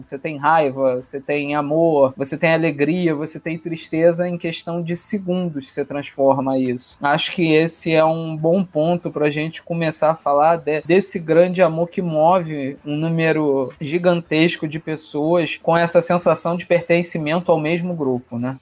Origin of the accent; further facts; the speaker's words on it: Rio de Janeiro, Brazil; carioca, botafoguense